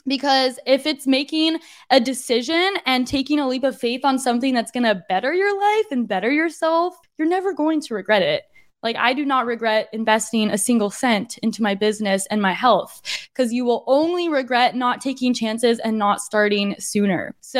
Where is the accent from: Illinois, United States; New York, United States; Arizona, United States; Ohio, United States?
Arizona, United States; moved away as an adult; now in San Diego, United States; It's just that I was born and raised in Arizona. I've been a desert girly for a long time, for like 2 decades. I was living in Arizona.